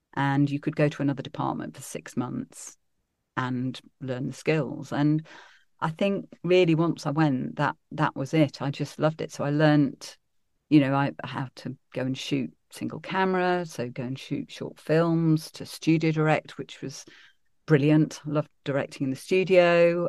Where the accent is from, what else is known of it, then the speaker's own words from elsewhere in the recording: Derby, East Midlands, United Kingdom; also born or lived in Sheffield / Birmingham; I was born in Sheffield, then we moved to Birmingham, then I, I spent most of my childhood actually growing up in Derby, so I was quite a Midlands girl